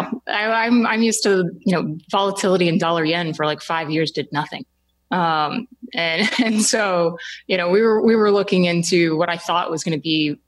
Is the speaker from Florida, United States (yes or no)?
yes; Orlando, Florida, United States; also born or lived in Hong Kong; I grew up in Orlando